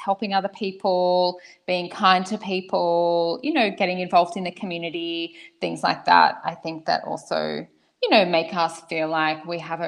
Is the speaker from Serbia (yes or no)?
no; Australia; moved away as an adult; now in Switzerland; I come from Australia. I've been living in Switzerland for 3 years